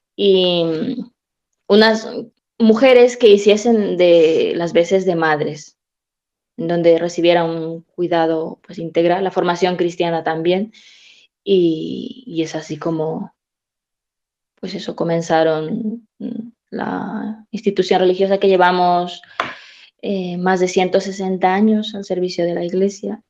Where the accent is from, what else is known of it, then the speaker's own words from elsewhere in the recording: Peru; moved away as an adult; also born or lived in Spain; now in Madrid, Spain; soy peruana